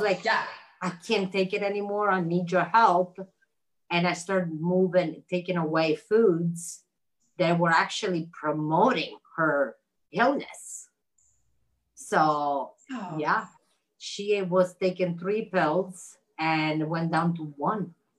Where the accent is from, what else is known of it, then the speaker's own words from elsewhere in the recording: Italy; moved away; I grew up in Italy